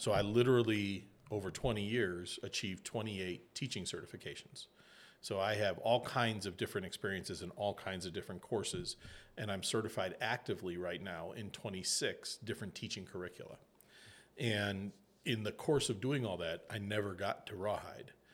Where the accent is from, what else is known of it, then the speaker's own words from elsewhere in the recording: Illinois, United States; I grew up in Illinois